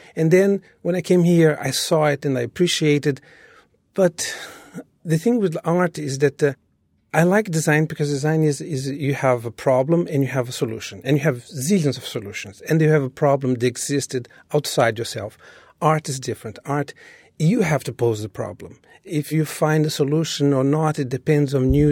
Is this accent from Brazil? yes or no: yes; Rio de Janeiro, Brazil; moved away as an adult; now in New York City, United States; I was born in Rio.